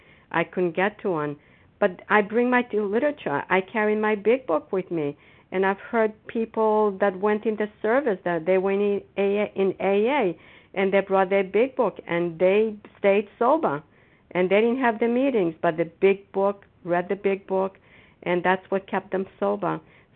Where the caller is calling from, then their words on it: Foxborough, Massachusetts, United States; And I'm a grateful recovering compulsive overeater, and I'm calling from Foxborough, Massachusetts.